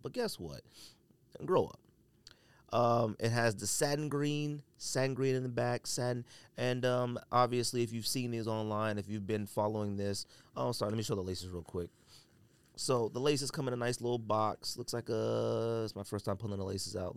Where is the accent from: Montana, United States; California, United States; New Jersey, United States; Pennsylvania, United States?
California, United States; I'm from California